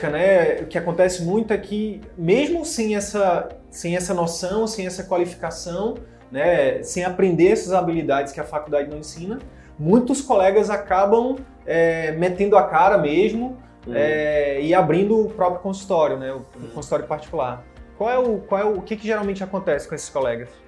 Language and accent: Portuguese; Piauí, Brazil; moved away as an adult; now in Manaus, Brazil; Eu, eu vim do Piauí para Manaus fazer faculdade.